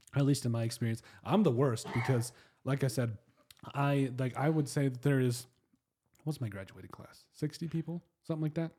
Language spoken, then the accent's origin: English; Custer, South Dakota, United States; I was from Custer